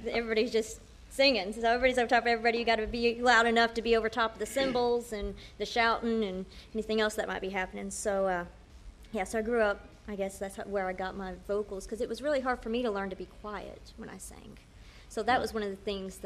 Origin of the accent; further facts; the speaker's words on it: Middlesboro, Kentucky, United States; also born or lived in Florida; I was born in Middlesbrough, Kentucky, and I was here for many years